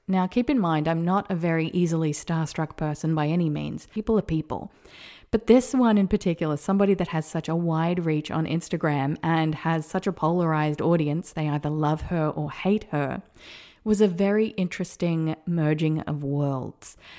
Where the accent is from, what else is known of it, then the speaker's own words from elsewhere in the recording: Whanganui, Manawatū-Whanganui, New Zealand; moved away; I was born in Wanganui, New Zealand at nine thirty A M